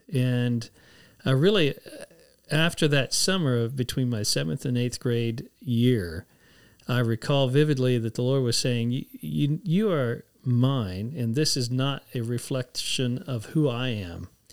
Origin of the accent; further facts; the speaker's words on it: San Antonio, Texas, United States; I grew up in San Antonio